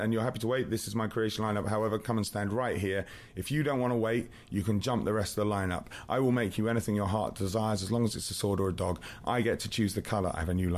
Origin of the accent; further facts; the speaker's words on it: England, United Kingdom; now in Canada; I'm English, but I live in Canada.